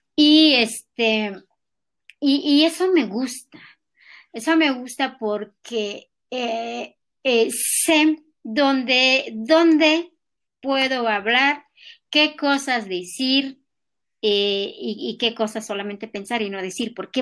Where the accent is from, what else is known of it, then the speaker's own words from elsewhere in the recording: Tlalcintla, Mexico; first language Nahuatl; Spanish is a second language; now in Mexico City, Mexico; nosotros los nahuas de allá, de, de, Tlalcintla